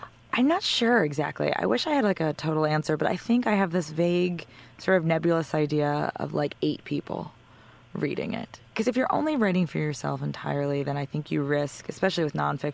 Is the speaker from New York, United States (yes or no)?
yes; White Plains, New York, United States; I grew up in White Plains